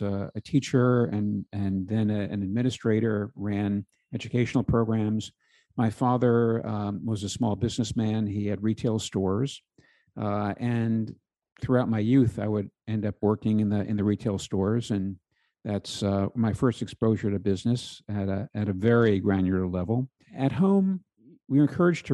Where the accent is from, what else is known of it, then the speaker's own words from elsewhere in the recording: New Jersey, United States; moved away as an adult; I grew up in New Jersey, went to public schools throughout